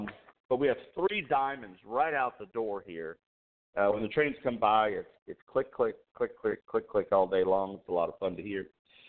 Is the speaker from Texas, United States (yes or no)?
yes; Texas, United States; Oh, well, I am a Texan.